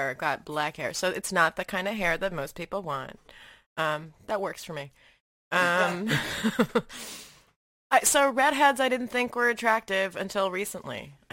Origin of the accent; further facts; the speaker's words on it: Malaysia; so I grew up in Asia, right? Uh, I spent a lot of like my uh, developing years in Malaysia and all of that.